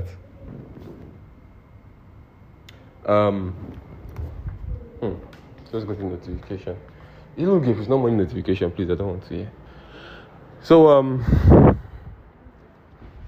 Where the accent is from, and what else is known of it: Nigeria